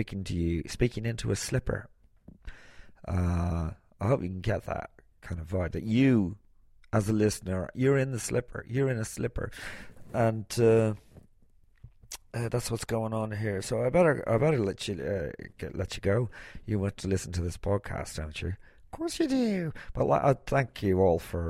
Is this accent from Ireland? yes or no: yes; Ireland